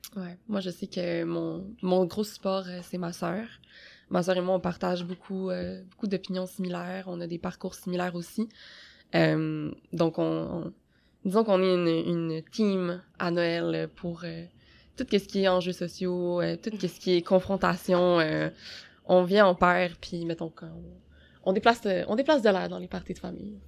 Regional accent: Quebec, Canada; je suis née au Québec

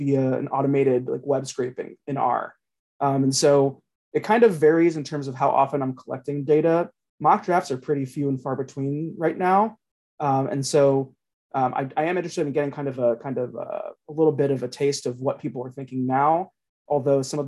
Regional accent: Cincinnati, Ohio, United States; I'm from Cincinnati and I'm a Bengals fan kind

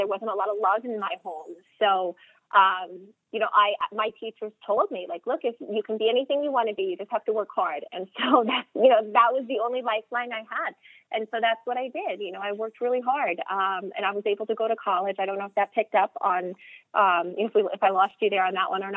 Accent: Suffolk County, Long Island, New York, United States; also born or lived in Queens, New York; now in Nassau County, United States; I grew up in Suffolk County on the South Shore

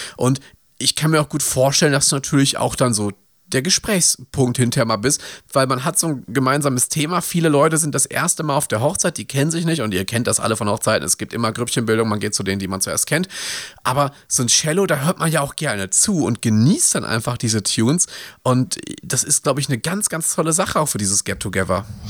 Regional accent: Ruhr area, North Rhine-Westphalia, Germany; Ich komme aus dem Ruhrgebiet

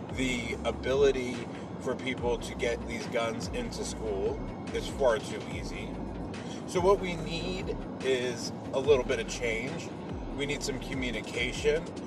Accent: Mexico; I'm not Irish. I am Mexican

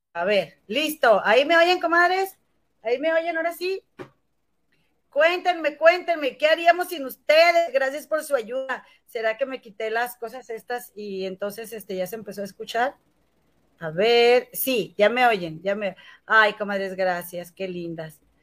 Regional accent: Monterrey, Nuevo León, Mexico; moved away as an adult; now in Chicago, United States; yo soy de aquí de Monterrey y vivo en Chicago desde hace casi, bueno, cuatro años y medio

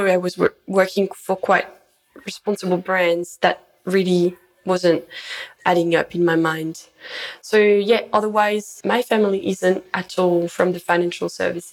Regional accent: France; moved away as an adult; now in Brisbane, Australia; I grew up in the French Alps in the mountains.

